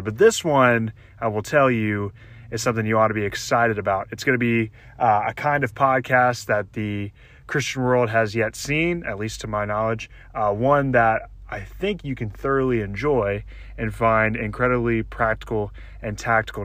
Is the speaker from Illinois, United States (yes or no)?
no; Louisiana, United States; moved away; my home state with respect to where I grew up. I grew up in Louisiana